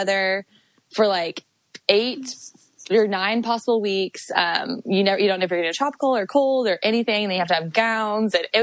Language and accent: English; Carlsbad, California, United States; I'm from San Diego. So Carlsbad, which is like North County, San Diego